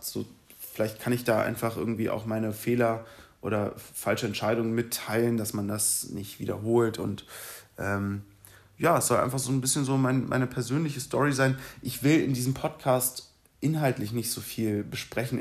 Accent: Berlin, Germany; moved away as an adult; now in Munich, Germany; ich bin in Berlin geboren, 2015 nach München gezogen

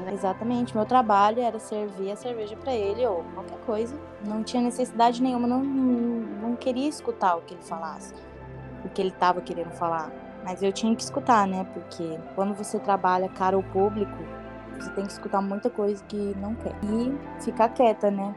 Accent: Brazil; now in Spain; eu sou brasileiro

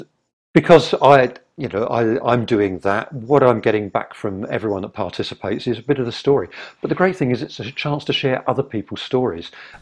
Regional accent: England, United Kingdom; now in Vancouver, Canada; Okay, I'm a Brit. So let's try and do something with other expats that are here.

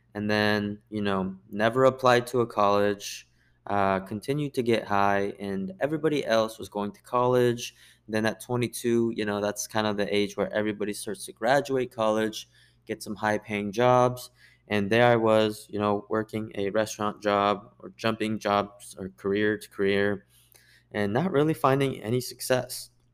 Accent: United States; I'm Korean American

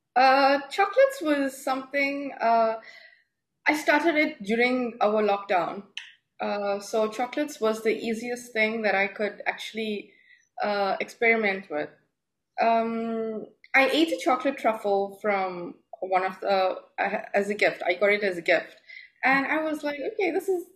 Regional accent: South Africa; moved away as an adult; now in Dubai, United Arab Emirates; I'm from South Africa. I've uh, been in Dubai for the past four years now

